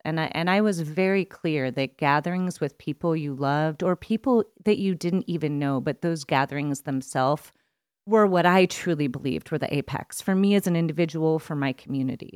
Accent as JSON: {"language": "English", "region": "East Coast", "country": "United States", "tie": "born or raised there", "moved": "as an adult", "said": "I grew up on the East Coast"}